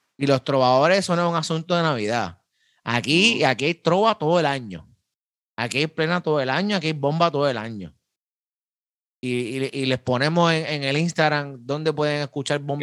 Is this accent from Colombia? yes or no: no; Carolina, Puerto Rico; soy de Carolina